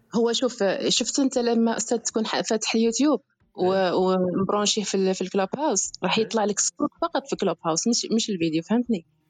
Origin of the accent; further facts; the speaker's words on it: Béchar Province, Algeria; مش متندوف من ولايه بشار